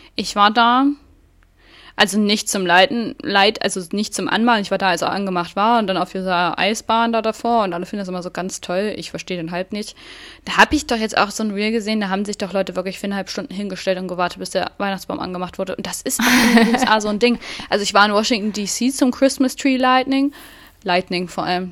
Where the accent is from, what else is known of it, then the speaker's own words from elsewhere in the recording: Thuringia, Germany; ich komme auch aus Thüringen